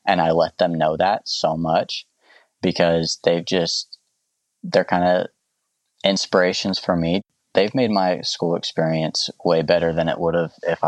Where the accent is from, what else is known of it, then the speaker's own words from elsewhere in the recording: the South, United States; You know, growing up in the South and growing up with a mindset where maybe that's not okay for a lot of people.